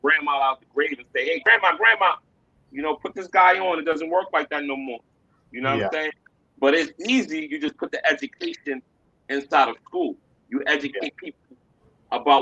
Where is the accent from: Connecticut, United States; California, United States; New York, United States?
New York, United States; New York City; I'm from New York City.